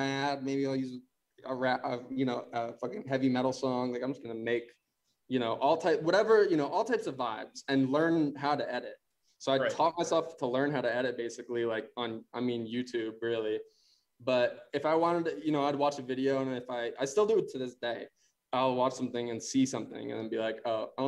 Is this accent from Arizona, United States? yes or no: yes; Arizona, United States; moved away as an adult; also born or lived in Chicago; I was about to go to U of A because I grew up in Arizona.